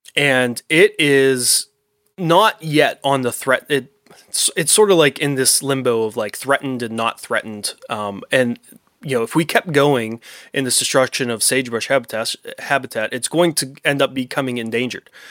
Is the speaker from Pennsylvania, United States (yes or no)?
yes; Pennsylvania, United States; my home state that I love